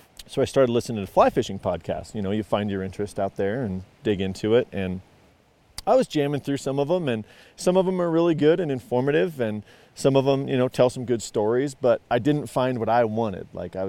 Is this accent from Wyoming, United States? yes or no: yes; Casper, Wyoming, United States; Wyoming. Yep. So Casper, and we never fished the Platte very much.